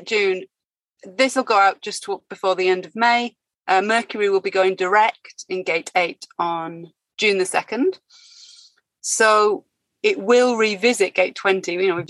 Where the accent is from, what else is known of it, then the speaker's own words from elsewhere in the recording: United Kingdom; moved away as an adult; now in France; my home country